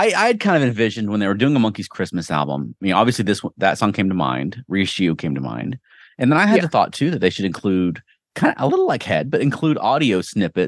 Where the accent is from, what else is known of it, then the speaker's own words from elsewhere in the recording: Georgia, United States; I didn't grow up in Florida. I did grow up in Georgia